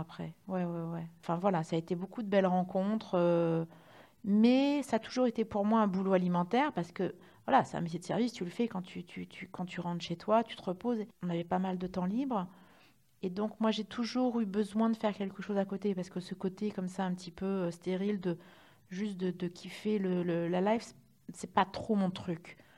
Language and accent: French; Reims, Grand Est, France